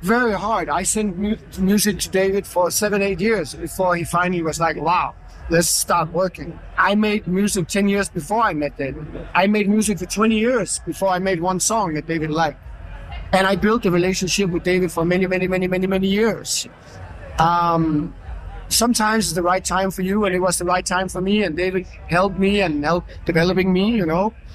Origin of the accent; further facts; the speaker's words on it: Denmark; I'm from Denmark